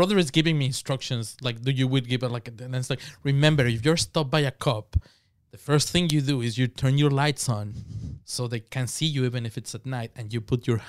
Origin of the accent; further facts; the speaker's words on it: Mexico; born there; I am Mexican Cuban. That means that I was born in Mexico, but I'm first generation Mexican.